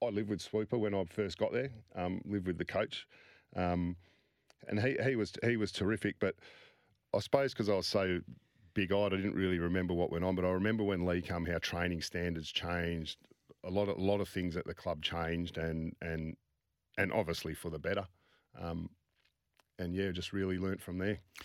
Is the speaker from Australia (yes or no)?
yes; Midland, Western Australia, Australia; growing up around Swans and, and, and, and that Midland area